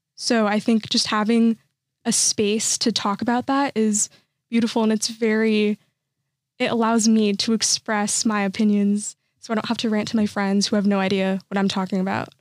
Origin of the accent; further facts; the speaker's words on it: Santa Clarita, California, United States; I'm from Santa Clarita, which is like the suburbs side